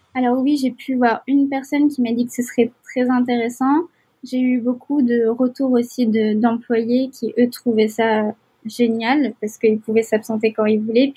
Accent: Algiers, Algiers Province, Algeria; moved away as an adult; also born or lived in Nantes, France; now in Montreal, Canada; j'ai j'ai grandi à Alger, en Algérie, pendant une grande partie de ma vie.

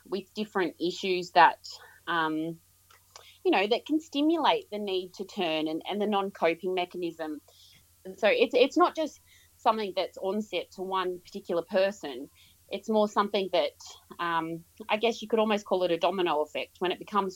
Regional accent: Yass, New South Wales, Australia; moved away as an adult; also born or lived in Queensland; originally I was born and raised in Yass, so just outside of ACT

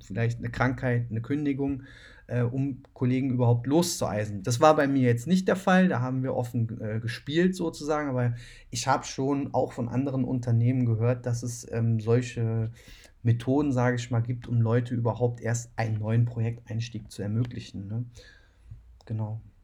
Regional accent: Cologne, North Rhine-Westphalia, Germany; Ich komme aber ja selbst aus Köln

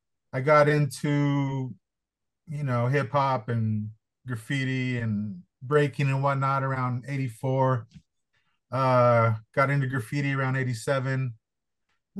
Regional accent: Los Angeles, California, United States; I'm from LA. My family's from Arizona, New Mexico. We ended up out here in Venice in the 40s

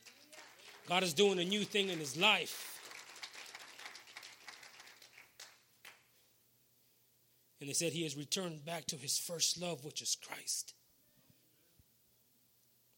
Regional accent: Beeville, Texas, United States; I'm from Beeville, Texas

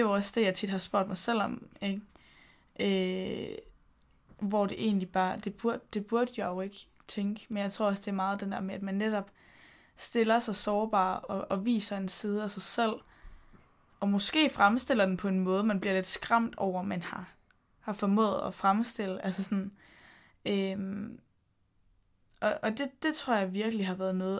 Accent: Denmark; moved away as an adult; also born or lived in London; mine venner hjemme i Danmark

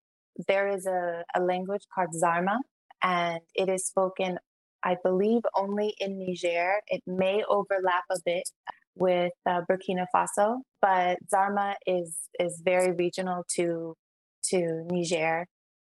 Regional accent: Kinshasa, DR Congo; born there; But I was born in Kinshasa, Zaire. My family is from Brazzaville, Congo. Zaire is now Democratic Republic of Congo, DRC.

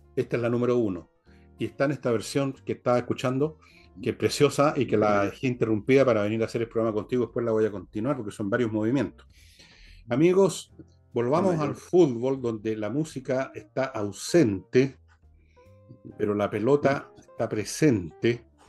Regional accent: Chile; yo no soy francés, yo soy chileno. O sea, si tengo una patria es Chile, no es Francia

